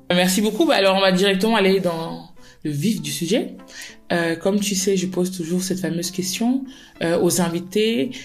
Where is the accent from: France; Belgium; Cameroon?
Cameroon; chez nous au Cameroun